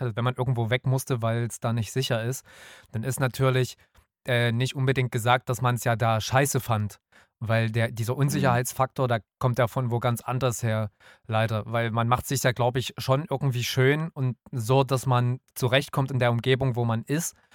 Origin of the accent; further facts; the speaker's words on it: Nünchritz, Saxony, Germany; also born or lived in Dresden; in dem Ort, wo ich aufgewachsen bin, in Nünchritz